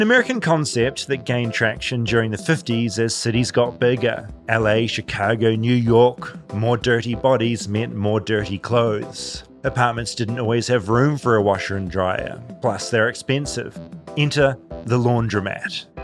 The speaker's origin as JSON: {"language": "English", "country": "New Zealand", "moved": "as an adult", "lives_now": "Los Angeles, United States", "said": "a New Zealander accidentally marooned in America"}